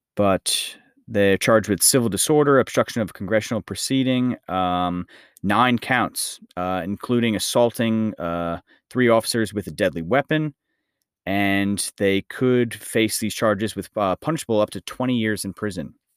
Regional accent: United States; this is my my home country, but the United States

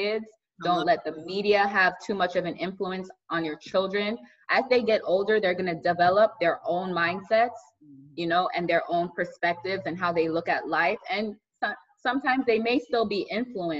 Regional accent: Miami, Palm Beach, Florida, United States; I grew up in Miami and then we moved to Palm Beach.

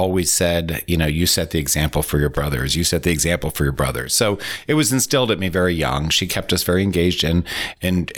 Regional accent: Winter Park, Florida, United States; also born or lived in DeLand, Florida; I was born and raised in Winter Park. Grew up there my whole life.

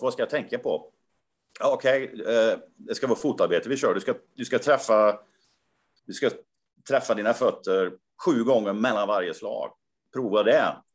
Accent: Karlstad, Värmland, Sweden; min hemstad då, Karlstad.

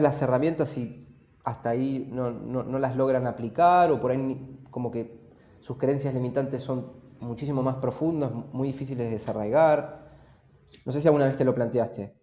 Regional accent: Argentina; nosotros somos los dos argentinos, crecimos en, este país

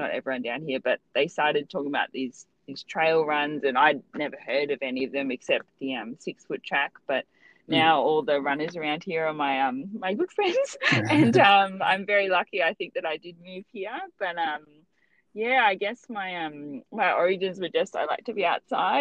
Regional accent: Lake Macquarie, New South Wales, Australia; also born or lived in Newcastle; I grew up in Lake Macquarie

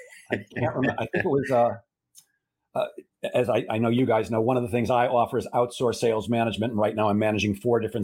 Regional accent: Chicago, Illinois, United States; I grew up in Chicago

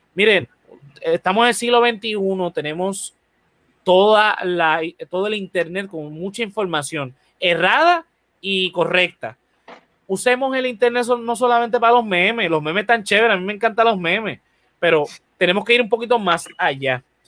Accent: Puerto Rico; como cualquier puertorriqueño

